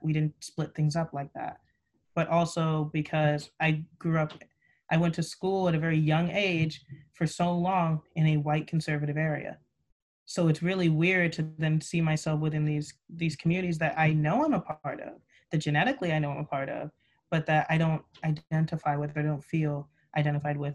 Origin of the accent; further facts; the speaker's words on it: Buena Park, California, United States; I hail from Southern California, specifically in Buena Park, which makes me a proud Buena Park Coyote as well